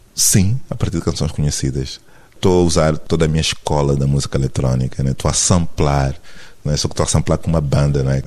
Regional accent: Angola; now in Lisbon, Portugal; sou angolano

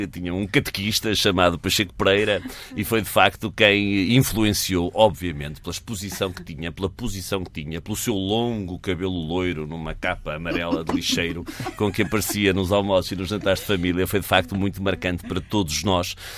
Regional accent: Oliveira do Bairro, Centro, Portugal; Eu vivi a minha infância, a minha juventude em Oliveira do Bairro, onde a minha mãe trabalhava.

